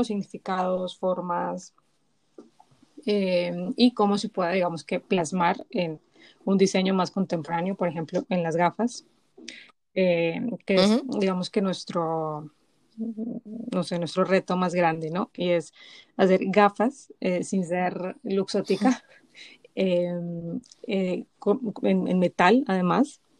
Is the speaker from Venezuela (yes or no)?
no; Bogotá, Colombia; now in Spain; vengo de Bogotá